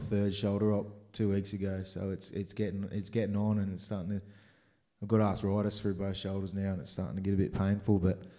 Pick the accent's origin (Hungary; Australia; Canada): Australia; moved away; also born or lived in United States; I'm an Australian with an American passport. Consider myself a Yank.